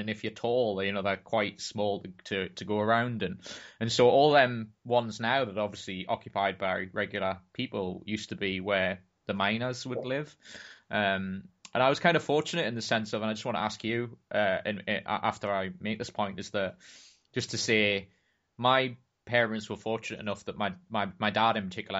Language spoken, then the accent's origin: English; Wallsend, North East England, United Kingdom; I was brought up in Wall's End